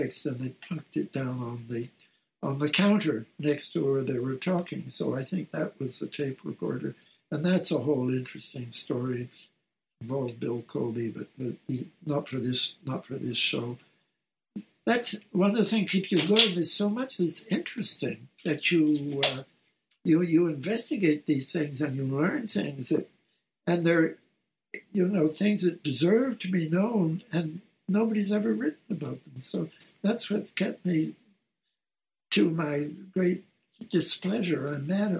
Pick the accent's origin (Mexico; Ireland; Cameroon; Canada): Canada; Montreal, Quebec; It involved a firm in Montreal, my hometown